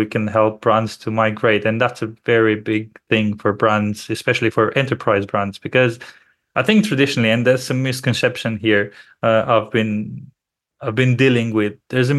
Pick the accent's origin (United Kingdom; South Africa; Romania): Romania; because both myself and my business partner, we're originally from Romania.